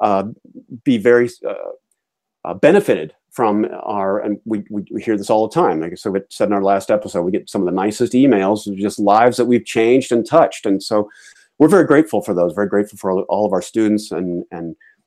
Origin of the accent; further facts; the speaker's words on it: Atlanta, Georgia, United States; now in New England, United States; I am a crusty New Englander, even though I was raised in Atlanta